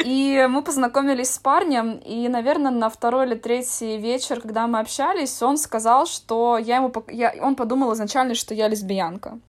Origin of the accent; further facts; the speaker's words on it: Estonia; я из Эстонии